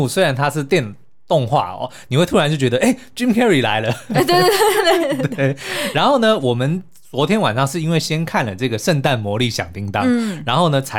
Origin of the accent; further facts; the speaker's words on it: Canada; 哎，这两个都是我们加拿大人的骄傲。